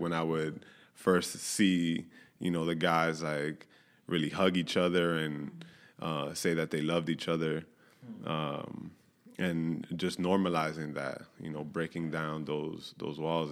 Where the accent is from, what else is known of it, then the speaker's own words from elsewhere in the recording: New York, United States; born and raised in New York